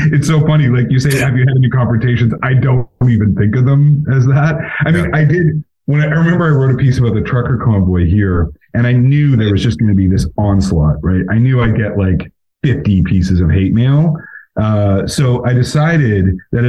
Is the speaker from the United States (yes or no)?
no; Alberta, Canada; moved away; I'm from Alberta. Like, my whole family there is all conservative